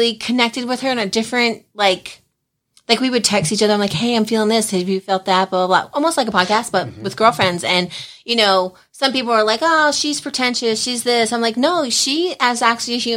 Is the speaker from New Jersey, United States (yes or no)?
yes; New Jersey, United States; moved away as an adult; I'm from Jersey